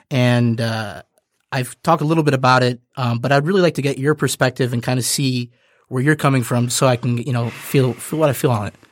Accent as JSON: {"language": "English", "country": "United States", "said": "as an American"}